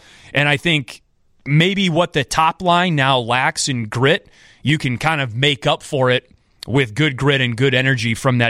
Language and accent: English; Wisconsin, United States; In Beloit, Wisconsin, yes, my home state. You know, I love all things Wisconsin